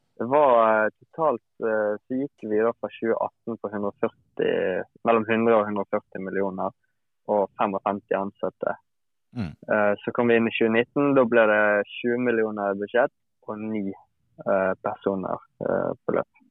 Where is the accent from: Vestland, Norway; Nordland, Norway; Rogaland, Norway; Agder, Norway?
Vestland, Norway; Bergen; hjemme i Bergen